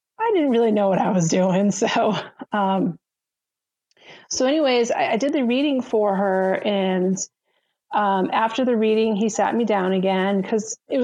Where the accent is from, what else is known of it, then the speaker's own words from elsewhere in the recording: Massachusetts, United States; moved away; My husband and I, we're both from Massachusetts